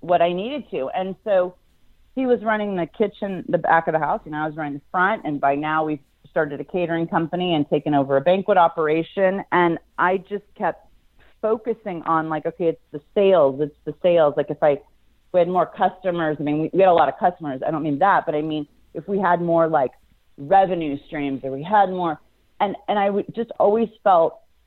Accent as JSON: {"language": "English", "town": "Pasadena", "region": "California", "country": "United States", "tie": "born or raised there", "said": "I grew up in Pasadena"}